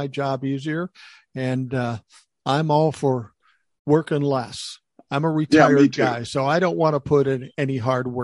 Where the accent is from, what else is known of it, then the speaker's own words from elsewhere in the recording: the North, United States; I'm a Northerner